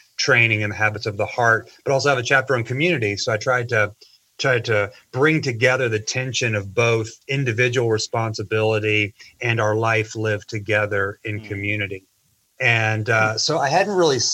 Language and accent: English; St. Joseph, Missouri, United States; moved away as an adult; also born or lived in rural South Georgia; I grew up in St. Joe. It's my hometown.